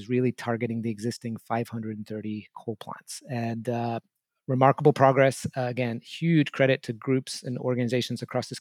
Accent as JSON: {"language": "English", "region": "England", "country": "United Kingdom", "tie": "born or raised there", "moved": "yes", "said": "I grew up in England in the 1970s and early 80s"}